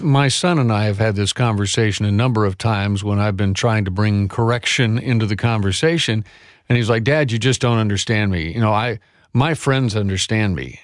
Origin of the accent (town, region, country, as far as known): United States